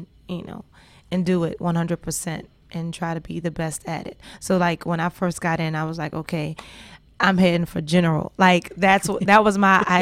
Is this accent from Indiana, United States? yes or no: no; New Orleans, Louisiana, United States; I'm from New Orleans. There's no mountains. We below sea level.